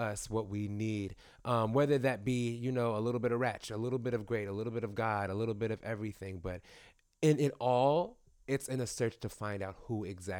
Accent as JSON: {"language": "English", "town": "New York City", "region": "New York", "country": "United States", "said": "I'm from Brooklyn."}